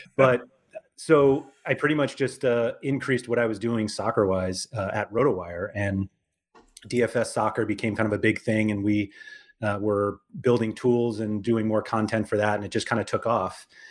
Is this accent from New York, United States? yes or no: yes; New York, United States; I'm from New York